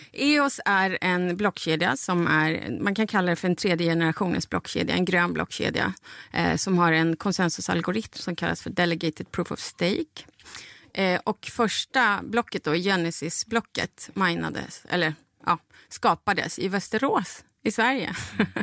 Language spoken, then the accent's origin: Swedish; Bolivia; now in Sweden; mitt hemland